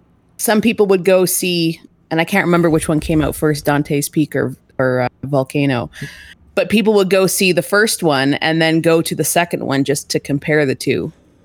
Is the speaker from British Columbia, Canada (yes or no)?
no; Calgary, Alberta, Canada; So, we're from Calgary.